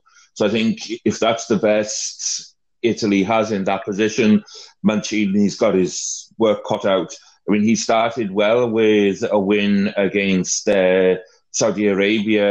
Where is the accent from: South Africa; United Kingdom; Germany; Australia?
United Kingdom; Welsh, Wales; I'm Welsh